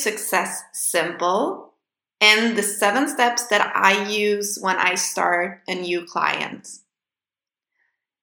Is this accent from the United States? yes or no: no; Sweden; accent: Swedish; English is a second language; I'm not a native English speaker, so excuse some of my errors, and I hope you will enjoy my lovely Swedish accent